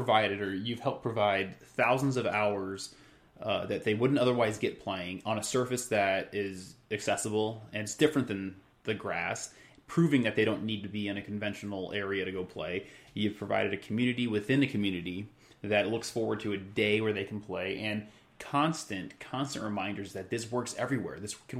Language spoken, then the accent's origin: English; San Jose, California, United States; moved away; also born or lived in Netherlands; I grew up lucky enough in San Jose, California to have some of this, and then over in the Netherlands